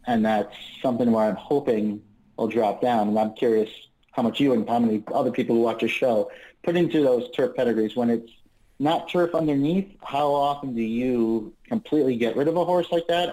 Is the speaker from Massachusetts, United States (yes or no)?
yes; Springfield, Massachusetts, United States; Springfield, Mass